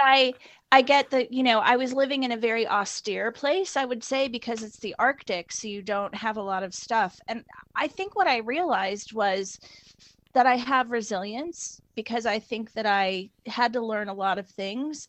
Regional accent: Indiana, United States; moved away as an adult; also born or lived in northern Norway; now in United Kingdom; I grew up in a midwestern um, state called Indiana, which is between Ohio and Illinois

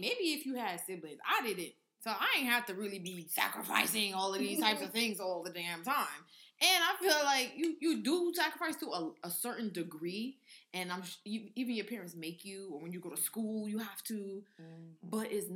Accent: New York, United States; I'm from New York. My family's in New York

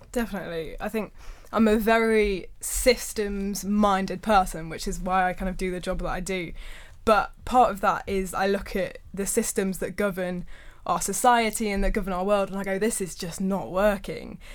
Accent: Birmingham, West Midlands, United Kingdom; back to my hometown of Birmingham.

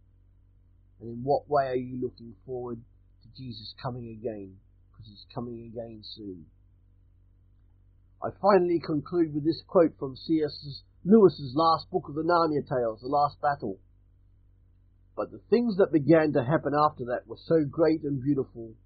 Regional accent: Australia; I'm Australian

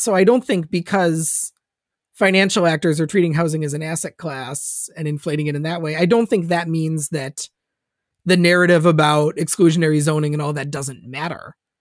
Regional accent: Minnesota, United States; moved away; I'm a Minnesotan originally

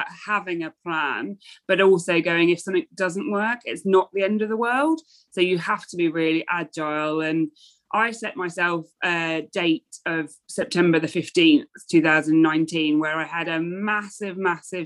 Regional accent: near the Birmingham NEC, West Midlands, United Kingdom; also born or lived in London; now in Norwich, United Kingdom; I grew up near the Birmingham NEC

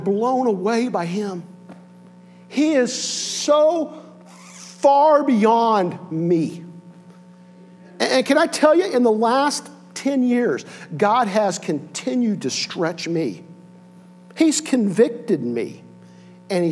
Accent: Connersville, Indiana, United States; I grew up in Connersville, Indiana

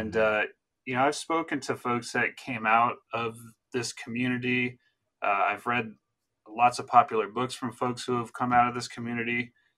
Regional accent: New Jersey, United States; my home state in New Jersey

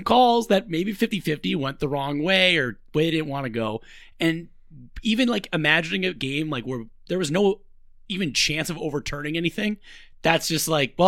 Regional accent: Eden Prairie, Minnesota, United States; I was lucky enough to play high school football under Mike Grant, Bud Grant's son, at Eden Prairie here

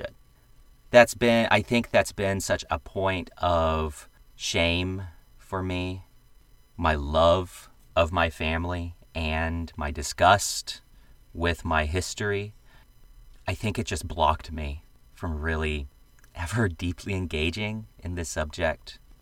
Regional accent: the American South, United States; I am a Southerner. I come from a plantation family that back in the day owned slaves

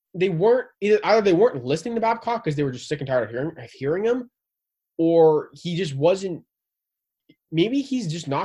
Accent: Southern Ontario, Canada; we're from Southern Ontario

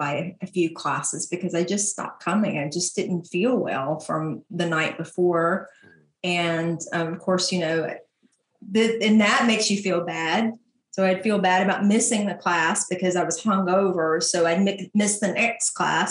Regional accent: LaGrange, Georgia, United States; LaGrange, Georgia

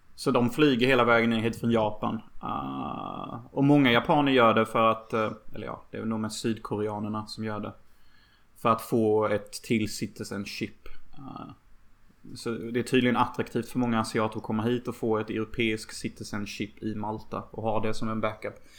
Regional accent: Sweden; I min by där jag växte upp

